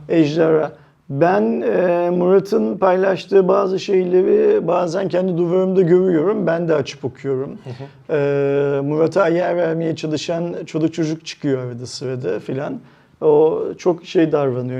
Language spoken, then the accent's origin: Turkish; Turkey; biz Türkler olarak